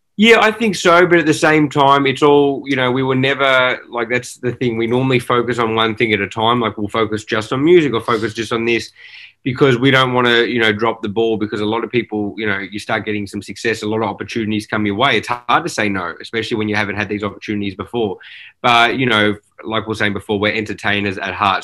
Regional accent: Australia; now in Los Angeles, United States; growing up in Australia, that's all you consume is, you know, these movies and TV shows

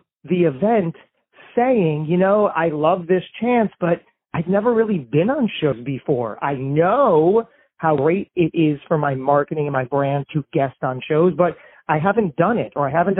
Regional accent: New Jersey, United States; We're both from New Jersey.

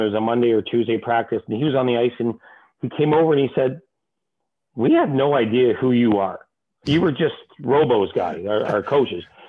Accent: Toronto, Ontario, Canada; moved away as an adult; also born or lived in Los Angeles, United States; I grew up in Toronto

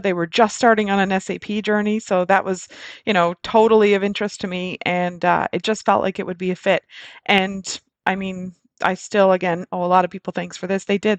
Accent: Nova Scotia, Canada; moved away as an adult; also born or lived in Alberta; I actually moved to Nova Scotia, my hometown

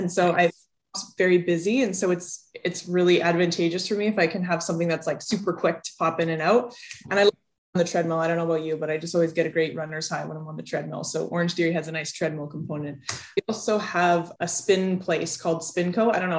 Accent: outside of Toronto, Ontario, Canada; moved away as an adult; also born or lived in Florida, United States; now in Montreal, Canada; Yeah, so I grew up in outside of Toronto, Canada, and then I went down to the US to play volleyball. I played at Florida State

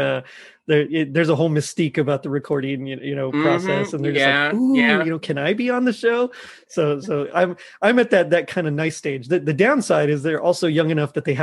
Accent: South Texas, United States; moved away; I'm from South Texas originally

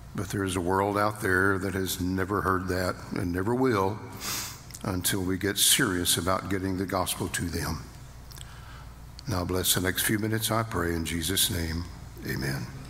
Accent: Fort Worth, Texas, United States; I was born in Fort Worth, Texas

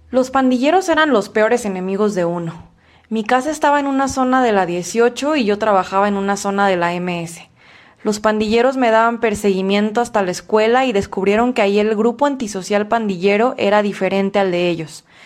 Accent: Honduras; now in Mexico; Cuando nos vinimos de Honduras, ya tenía tratamiento psicológico a nosotros como padres que somos nos afecta, nos afecta gravemente. Ahorita que estamos acá en México, ella está ya tranquila.

